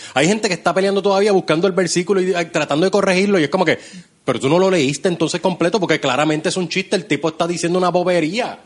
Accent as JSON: {"language": "Spanish", "country": "Puerto Rico"}